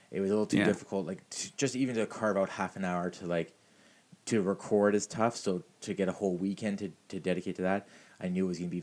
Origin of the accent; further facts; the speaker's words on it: Mississauga, Ontario, Canada; I grew up in Streetsville in Mississauga